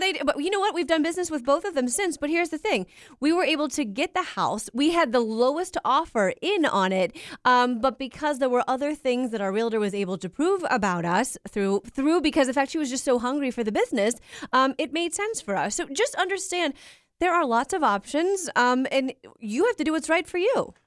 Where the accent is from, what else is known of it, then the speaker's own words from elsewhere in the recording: Cincinnati, Ohio, United States; I'm from Cincinnati